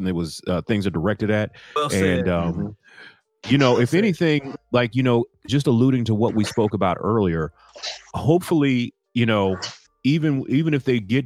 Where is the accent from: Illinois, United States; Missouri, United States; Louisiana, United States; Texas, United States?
Missouri, United States; St. Louis; I'm from St. Louis. I can say these are my people